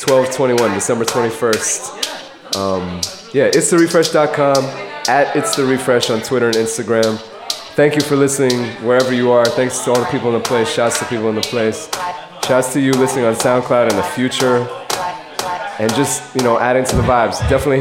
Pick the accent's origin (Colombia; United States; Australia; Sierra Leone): United States; New York City, New York; I'm from Park Slope.